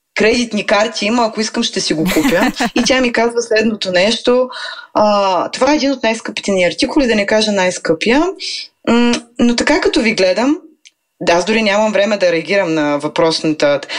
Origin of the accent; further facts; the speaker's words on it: Veliko Tarnovo, Veliko Tarnovo Province, Bulgaria; now in Sofia, Bulgaria; аз съм от Велико Търново